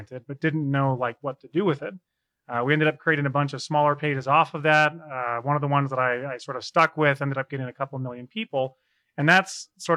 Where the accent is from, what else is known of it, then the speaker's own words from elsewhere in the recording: Davenport, Iowa, United States; also born or lived in Illinois / Wisconsin; I was born in Davenport, Iowa, which is part of the Quad Cities, 35 years ago